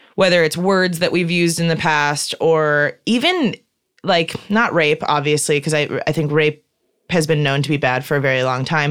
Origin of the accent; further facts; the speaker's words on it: Chicago, Illinois, United States; moved away as an adult; I'm from Chicago and I grew up in a, in a very liberal, open, welcoming family. And so that's what I thought Chicago was